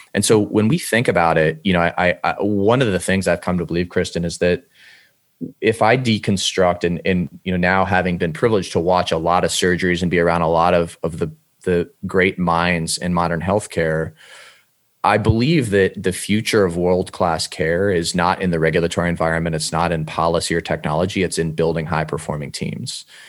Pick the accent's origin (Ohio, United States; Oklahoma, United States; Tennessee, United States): Ohio, United States; Cleveland; I'm from Cleveland, Ohio originally